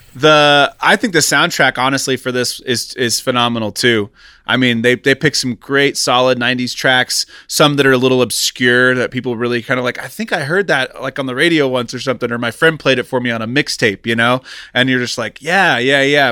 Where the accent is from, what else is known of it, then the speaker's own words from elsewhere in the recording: Kansas City, United States; now in Los Angeles, United States; I grew up in Kansas City in the nineties